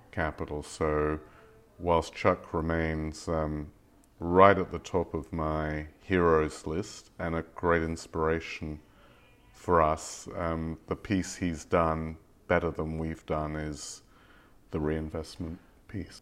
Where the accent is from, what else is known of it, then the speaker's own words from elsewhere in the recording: England, United Kingdom; moved away; I grew up in England